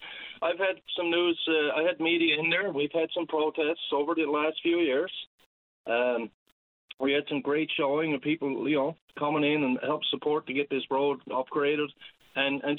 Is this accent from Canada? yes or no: yes; Whitbourne, Newfoundland and Labrador, Canada; also born or lived in Markland; I grew up in Whitburn, and I spent the majority of my life in Markland